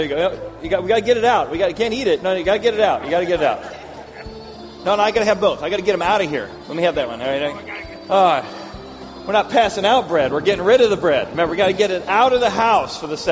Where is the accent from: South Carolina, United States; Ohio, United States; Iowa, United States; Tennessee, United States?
Ohio, United States; Cincinnati; I grew up in Cincinnati